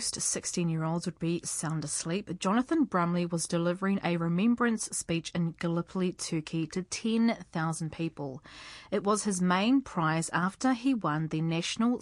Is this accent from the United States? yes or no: no; Rotorua, Bay of Plenty, New Zealand; growing up in Rotorua